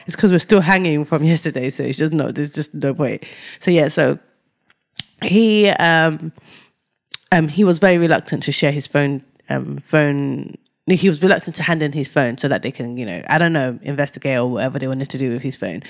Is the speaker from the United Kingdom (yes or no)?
yes; United Kingdom; we're black British, but we're from Ni-, but we've got, we're Nigerian descent